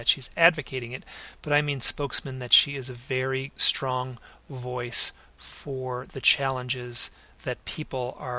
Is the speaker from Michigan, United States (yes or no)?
yes; Southfield, Michigan, United States; moved away as an adult; also born or lived in New York City; my hometown of Southfield